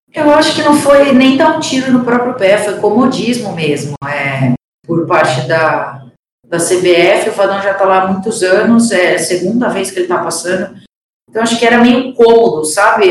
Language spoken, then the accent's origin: Portuguese; Piracicaba, São Paulo, Brazil; eu sou do interior aqui de São Paulo, é, comecei a jogar num clube da minha cidade